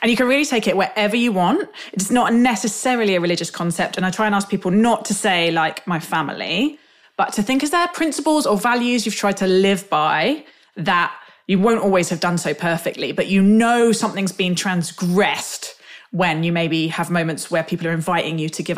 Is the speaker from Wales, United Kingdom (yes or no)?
no; London, United Kingdom; I'm from South London, and therefore my geography of that area is patchy.